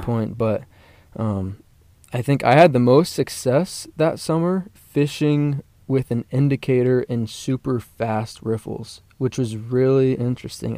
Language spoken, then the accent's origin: English; Parker, Colorado, United States; also born or lived in Atlanta, Georgia; I grew up in Parker, Colorado